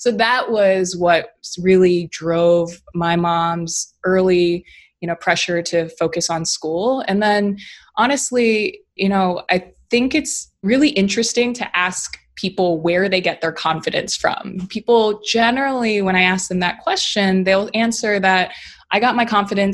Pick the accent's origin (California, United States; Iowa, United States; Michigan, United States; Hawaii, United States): Hawaii, United States; I was born and raised in Hawaii